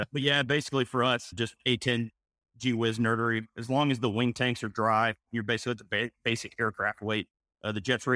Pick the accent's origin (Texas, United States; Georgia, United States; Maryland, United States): Georgia, United States; outside Chattanooga, Tennessee, North; moved away as an adult; also born or lived in Knoxville, Tennessee; now in Tucson, United States; I grew up in North Georgia, just right outside of Chattanooga, Tennessee.